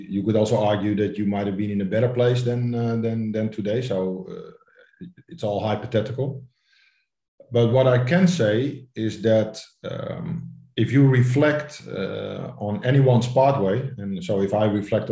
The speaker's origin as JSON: {"language": "English", "town": "Amsterdam", "region": "North Holland", "country": "Netherlands", "tie": "born or raised there", "said": "I'm born and raised in Amsterdam, so then you grow up with Ajax and Johan Cruyff."}